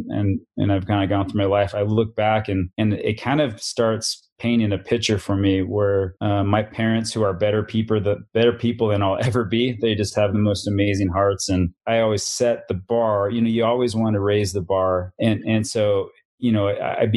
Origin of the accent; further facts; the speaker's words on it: Salt Lake City, Utah, United States; I grew up basically born and raised in Salt Lake City, Utah